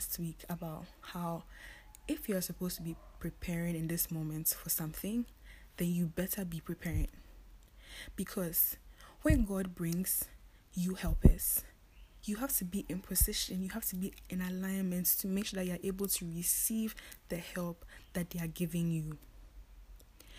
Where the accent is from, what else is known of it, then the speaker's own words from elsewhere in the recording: Ghana; we're only 3 Ghanaians